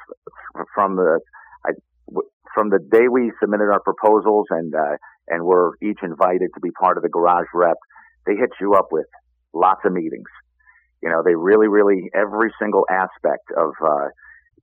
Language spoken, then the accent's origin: English; New York, United States; now in Chicago, United States; I'm a New Yorker